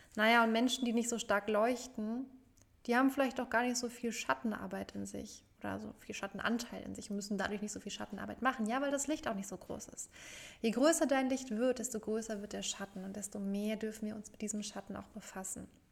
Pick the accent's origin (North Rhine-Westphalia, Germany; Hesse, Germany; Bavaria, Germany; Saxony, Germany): Hesse, Germany; Frankfurt; nach Frankfurt, zurück in meine Heimatstadt